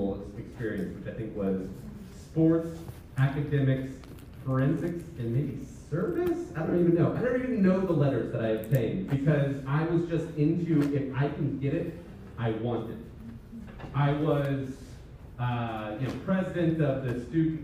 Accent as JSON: {"language": "English", "region": "West Nebraska", "country": "United States", "tie": "born or raised there", "said": "I'm from West Nebraska. Most people have never met one of us"}